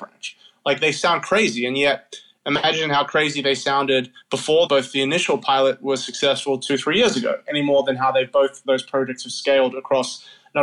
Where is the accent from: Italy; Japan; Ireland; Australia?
Australia; moved away as an adult; now in New York, United States; I'm Australian. My parents, grandparents are from Africa